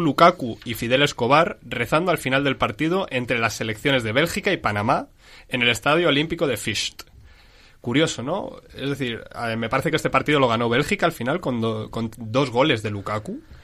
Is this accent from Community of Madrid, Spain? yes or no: yes; Madrid, Community of Madrid, Spain; somos de Madrid